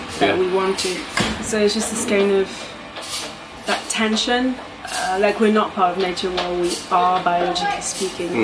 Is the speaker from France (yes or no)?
yes; Bordeaux, Nouvelle-Aquitaine, France; now in England; I grew up in Bordeaux